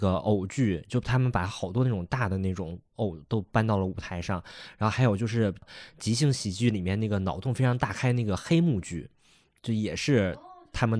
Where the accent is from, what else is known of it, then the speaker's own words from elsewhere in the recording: Northeast China, China; 但是本人作为一个东北人，那不就是我小时候吗？我家就长那，我家确实就长那样